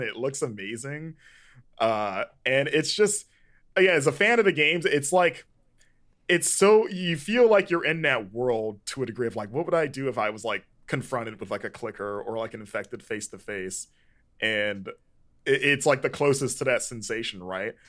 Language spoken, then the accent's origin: English; Florida, United States; growing up in Florida